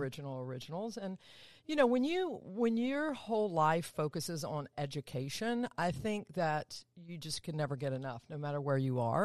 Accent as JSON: {"language": "English", "town": "Atlanta", "region": "Georgia", "country": "United States", "tie": "born or raised there", "said": "down south, good old Atlanta, Georgia. Born and raised there."}